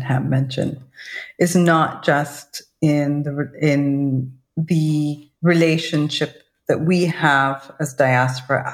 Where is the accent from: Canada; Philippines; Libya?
Libya; I'm Libyan